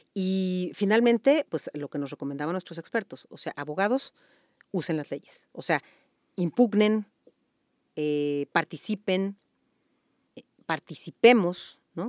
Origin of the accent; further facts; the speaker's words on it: Mexico; como abogada, pero sobre todo como mexicana